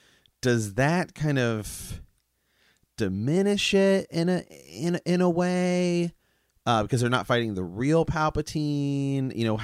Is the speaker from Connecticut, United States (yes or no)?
no; Ohio, United States; We're from Ohio. Ohio's got some backwoods.